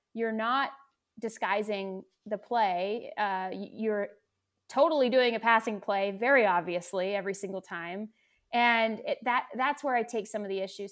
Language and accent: English; West Coast, United States; moved away as an adult; also born or lived in Seattle / North Carolina; now in Southern California, United States; I grew up out on the West Coast